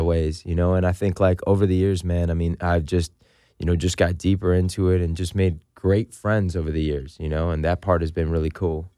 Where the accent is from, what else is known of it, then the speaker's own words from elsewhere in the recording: San Francisco, California, United States; moved away as an adult; also born or lived in Los Angeles; I grew up in the Richmond district in San Francisco